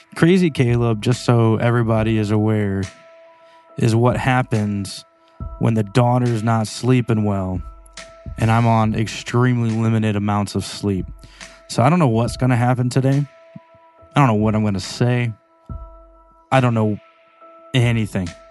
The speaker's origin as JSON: {"language": "English", "town": "St. Louis", "region": "Missouri", "country": "United States", "said": "I'm from Saint Louis"}